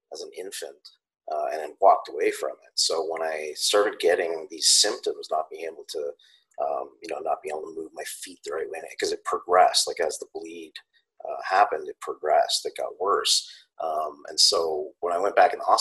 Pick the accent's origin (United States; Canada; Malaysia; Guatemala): Canada; I'm Canadian